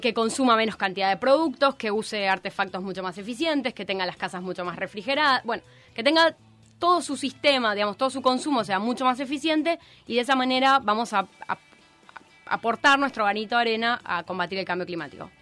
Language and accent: Spanish; Argentina